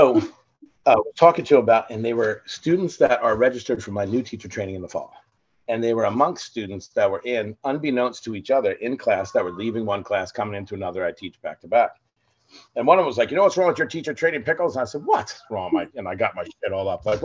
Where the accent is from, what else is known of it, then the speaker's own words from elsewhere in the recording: New Jersey, United States; we're from New Jersey